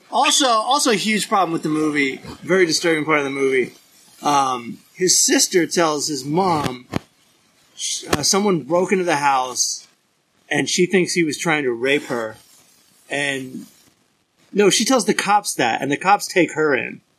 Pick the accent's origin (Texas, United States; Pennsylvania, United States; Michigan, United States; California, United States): California, United States; now in East Coast, United States; I'm from California. I haven't been there since March